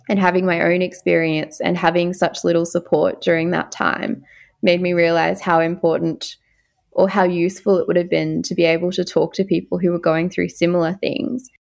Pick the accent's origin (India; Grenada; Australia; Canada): Australia; Far North Queensland; I'm originally from Far North Queensland